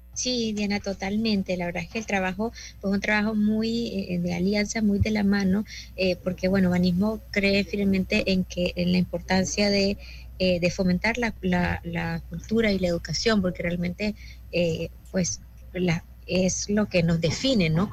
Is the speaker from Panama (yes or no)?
yes; Panama; como panameños tenemos que sentirnos sumamente orgullosos